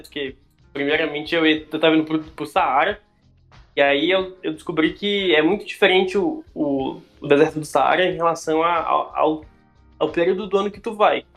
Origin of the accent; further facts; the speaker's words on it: Brasília, Federal District, Brazil; moved away as an adult; also born or lived in Ceará / Goiânia; Eu sou de Brasília, original de Brasília, mas já morei no Ceará, já morei fora do país e já morei em Goiânia.